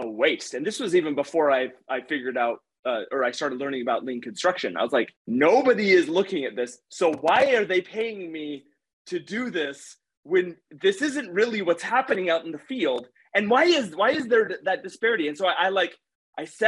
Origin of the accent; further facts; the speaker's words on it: Utah, United States; how do I get back to Utah